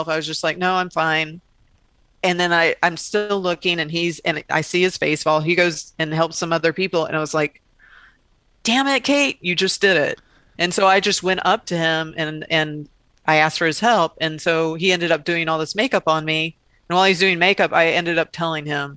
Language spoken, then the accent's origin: English; the South, United States; I grew up in the South where there would be some, you know, red faced preacher telling you that you're going to hell